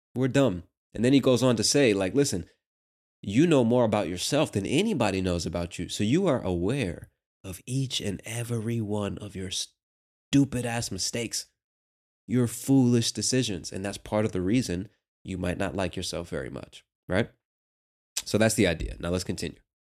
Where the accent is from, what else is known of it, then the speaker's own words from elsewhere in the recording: United States; As an American